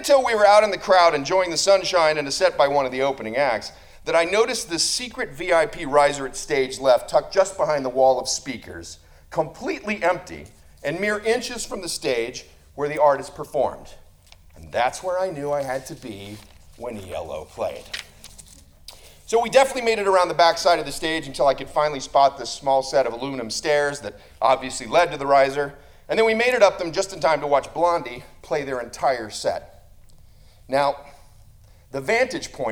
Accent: Tulsa, Oklahoma, United States; I was a 12-year-old boy growing up in Tulsa, Oklahoma

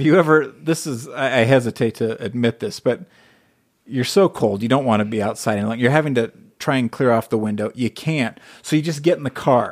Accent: United States; also born or lived in Hawaii / Las Vegas, Nevada; now in Utah, United States; I grew up in, in Southern California and Hawaii

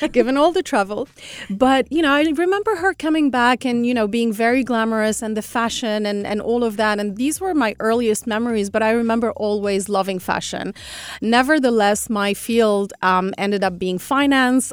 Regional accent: Algiers, Algiers Province, Algeria; I'm Algerian. I was born and brought up in Algiers

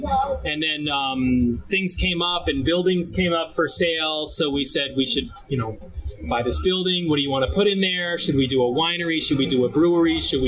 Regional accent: Red Bank, New Jersey, United States; Right here in Red Bank.

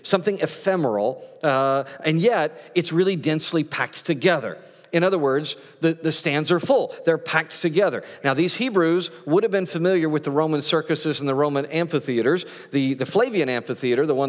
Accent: Great Plains, United States; growing up on the Great Plains

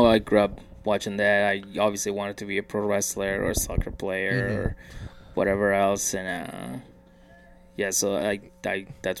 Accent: Mexico; So, anyways, in Mexico, growing up in Mexico, it's, like... It's just part of the culture.

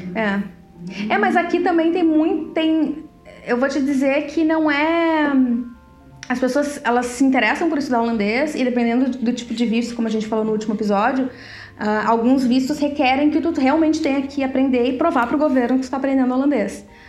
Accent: Brazil; moved away as an adult; now in Netherlands; a gente saiu do Brasil

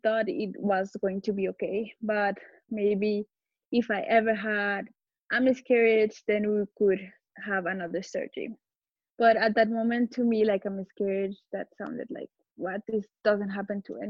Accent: Colombia; also born or lived in Barcelona, Spain; now in Madrid, Spain; I'm from Colombia, but I live in Madrid.

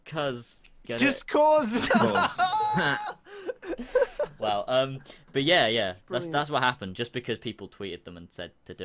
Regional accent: England, United Kingdom; I'm English

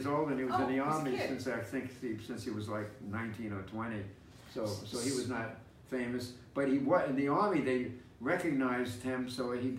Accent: New York City, New York, United States; I was living on Marshallwood Parkway and Jerome Avenue. Went to PS 80 in the Bronx

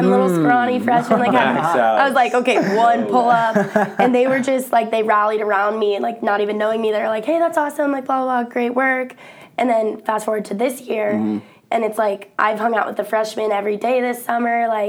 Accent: Evergreen, Colorado, United States; moved away as an adult; also born or lived in Arkansas / Iowa; now in Ames, United States; I'm from Colorado. Okay. Evergreen, Colorado.

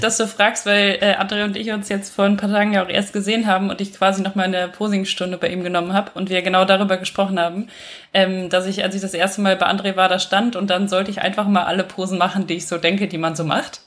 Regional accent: western Germany, Germany; moved away as an adult; now in Vienna, Austria; Ich wohne seit letztem Jahr in Wien, komme eigentlich aus Deutschland, aus dem Westen aus Deutschland

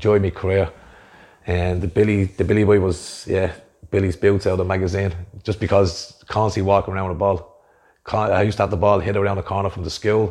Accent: Dublin, Leinster, Ireland; Originally from Shettistry, inner city. we were brought up

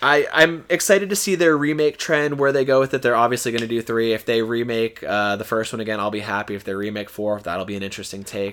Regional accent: Florida, United States; born or raised there

